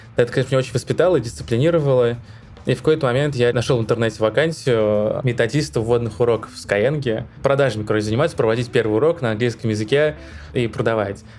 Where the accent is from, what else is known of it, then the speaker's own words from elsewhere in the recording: Donetsk, Donetsk Oblast, Ukraine; moved away as an adult; Я сам из Донецка, что в Украине